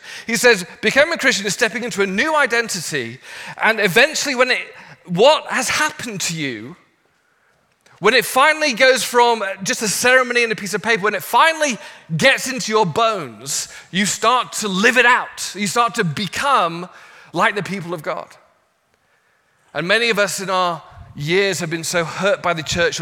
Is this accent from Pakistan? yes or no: no; England, United Kingdom; moved away as an adult; now in Los Angeles, United States; And I'm from England, my wife is Australian.